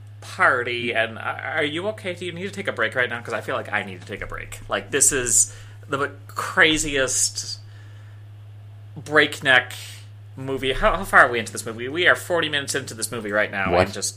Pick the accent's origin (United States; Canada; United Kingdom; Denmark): Canada; This whole Marxist alcohol partition thing is new to me, and me as a Canadian.